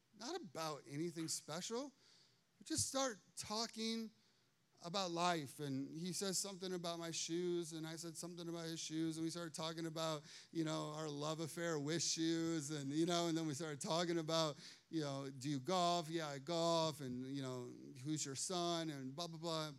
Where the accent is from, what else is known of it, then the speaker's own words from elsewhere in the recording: Chicago, Illinois, United States; now in Morrow, Ohio, United States; I grew up in Chicago